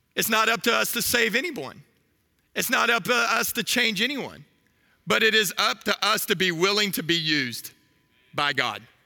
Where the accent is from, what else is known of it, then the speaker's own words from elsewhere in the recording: Waco, Texas, United States; I'm from Waco.